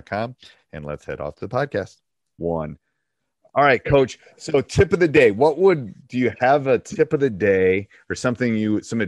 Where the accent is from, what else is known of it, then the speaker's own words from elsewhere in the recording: Wisconsin, United States; I'm from Wisconsin